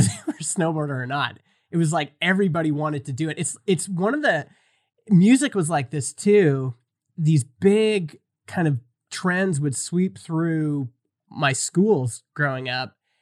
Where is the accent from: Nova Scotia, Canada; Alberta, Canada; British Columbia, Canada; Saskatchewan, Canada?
Alberta, Canada; Stony Plain; I grew up in Stony Plain, which is about four hours from the Rockies